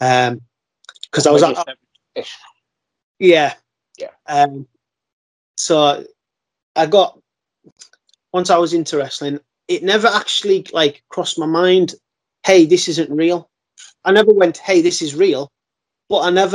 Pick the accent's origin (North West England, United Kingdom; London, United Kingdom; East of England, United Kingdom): North West England, United Kingdom; Carlisle; got in the ring in Carlisle, my hometown